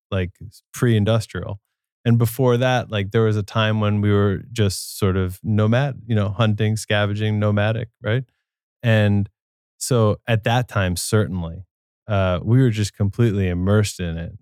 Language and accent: English; New Jersey, United States; moved away; also born or lived in New York City / Brooklyn; I grew up in New Jersey